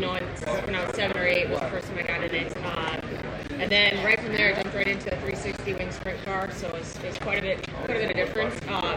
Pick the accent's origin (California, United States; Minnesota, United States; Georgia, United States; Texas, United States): Minnesota, United States; I'm from Minnesota, so I race out of Minnesota, Wisconsin, Iowa, kind of in the Midwest.